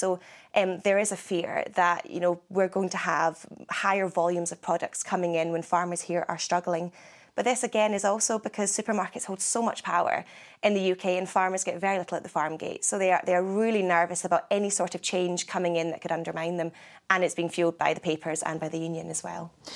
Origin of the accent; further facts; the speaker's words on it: Scotland, United Kingdom; I am from Scotland